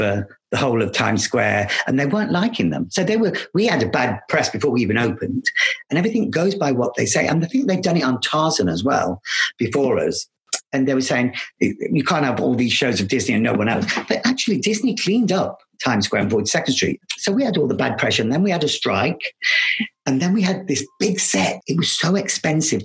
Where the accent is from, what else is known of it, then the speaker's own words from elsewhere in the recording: Loughborough, East Midlands, United Kingdom; moved away; also born or lived in London; I come from Loughborough. A little dancer, a little boy from Loughborough